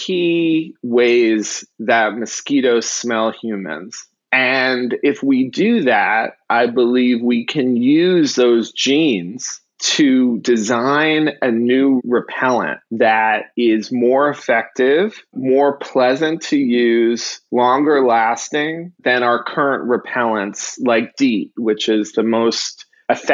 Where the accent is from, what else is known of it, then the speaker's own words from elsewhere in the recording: New York City, New York, United States; moved away as an adult; now in Miami, United States; I'm originally from New York. I was born in the Bronx.